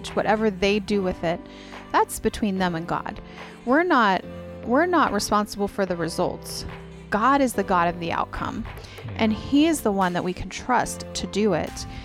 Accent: Colorado Springs, Colorado, United States; We're from Colorado Springs

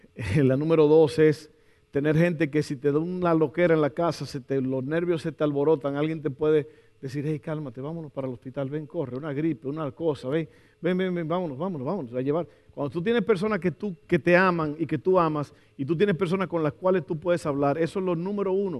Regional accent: Dominican Republic; moved away; en mi país yo estaba tomando mucha Coca-Cola, no sé, como que toda esa comida dominicana

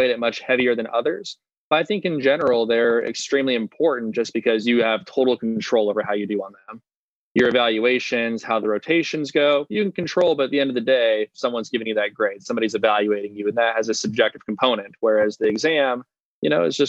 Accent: Las Vegas, Nevada, United States; moved away as an adult; also born or lived in Ohio; I was originally from Las Vegas

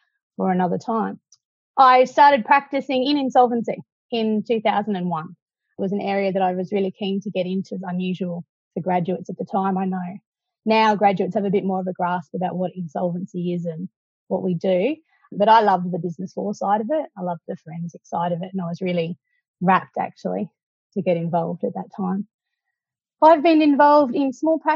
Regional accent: Cairns, Queensland, Australia; moved away as an adult; now in Brisbane, Australia; I grew up in Cairns

